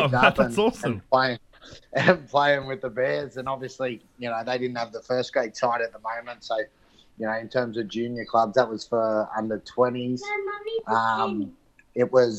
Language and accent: English; Central Coast, New South Wales, Australia; born or raised there; moved away as an adult; now in France